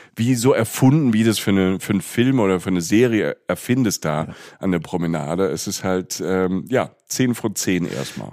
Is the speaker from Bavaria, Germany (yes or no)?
no; Rhineland-Palatinate, Germany; also da wo ich herkomme, in der, in der Pfalz